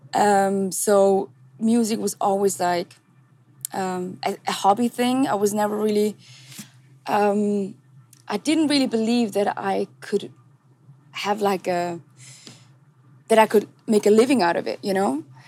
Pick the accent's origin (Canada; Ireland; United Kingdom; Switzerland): Switzerland; English is a second language; I was born and raised in Switzerland